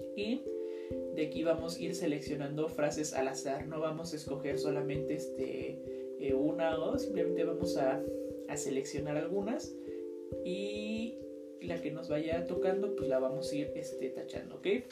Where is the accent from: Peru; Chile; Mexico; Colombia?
Mexico; nosotros somos la riqueza de México